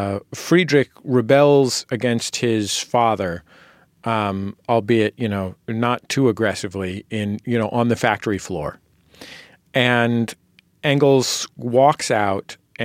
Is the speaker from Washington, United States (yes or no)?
no; California, United States; I was born and raised in California